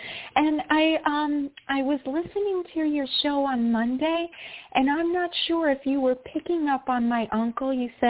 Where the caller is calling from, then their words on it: New York, United States; Hi, it's … from New York.